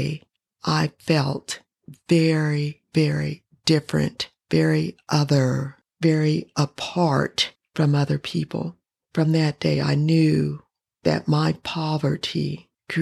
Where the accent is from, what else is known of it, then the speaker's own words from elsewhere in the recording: Denver, Colorado, United States; I grew up in Denver, Colorado.